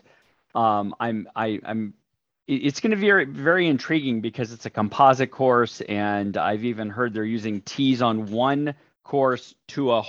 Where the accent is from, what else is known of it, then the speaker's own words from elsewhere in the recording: Burbank, California, United States; I've been born and raised in the Los Angeles area here, Burbank, California